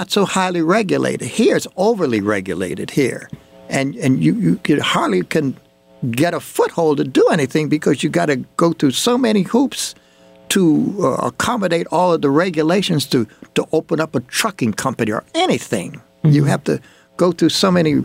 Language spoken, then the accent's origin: English; Washington, District of Columbia, United States; I was raised in Washington, D.C., which was a completely segregated society